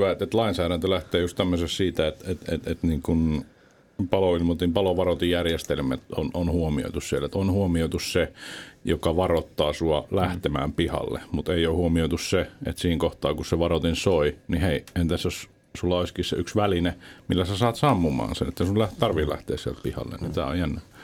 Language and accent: Finnish; Kuopio, North Savo, Finland; moved away as an adult; also born or lived in Southern Finland; Mä oon syntynyt alkujaan Kuopiossa